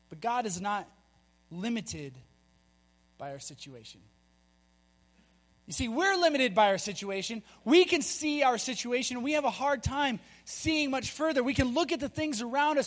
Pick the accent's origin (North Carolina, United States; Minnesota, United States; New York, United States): Minnesota, United States; moved away as an adult; also born or lived in Colorado; We're from Minnesota